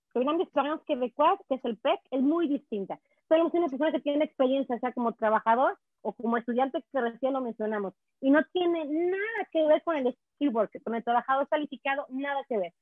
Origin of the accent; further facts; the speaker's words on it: Mexico; now in Quebec, Canada; te traigo eh, aquí el águila mexicana plasmada en mi frente y muy orgullosa de serlo.